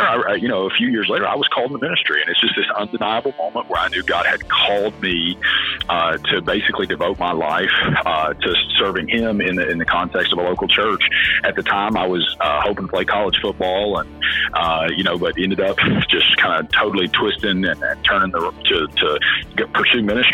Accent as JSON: {"language": "English", "region": "West Virginia", "country": "United States", "tie": "born or raised there", "said": "I'm originally from West Virginia. A very, very, very small town. There were more cows than people where I lived"}